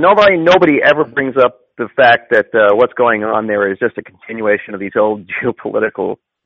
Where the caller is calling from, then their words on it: Los Angeles, California, United States; I'm calling from Los Angeles.